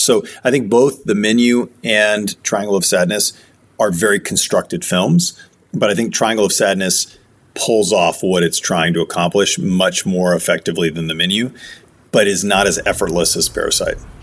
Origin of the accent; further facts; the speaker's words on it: United States; I'm I'm American